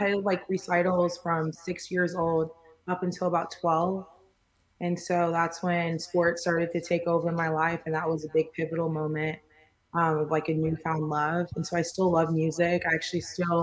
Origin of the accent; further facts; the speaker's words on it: Houston, Texas, United States; also born or lived in Irving, Texas / Springfield, Missouri; moved to Houston when I was about 9 years old. So I've been repping Houston since then